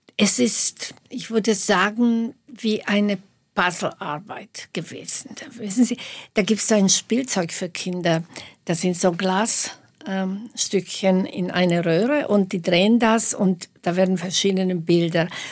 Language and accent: German; Slovakia; moved away as an adult; also born or lived in Bratislava; now in Munich, Germany; Ich habe ja die ersten 25, fast 25 Jahre in der Slowakei gelebt, in der damaligen Tschechoslowakei.